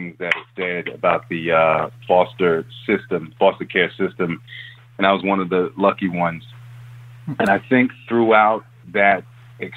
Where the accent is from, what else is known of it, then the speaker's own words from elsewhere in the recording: New York City, New York, United States; I was born in Harlem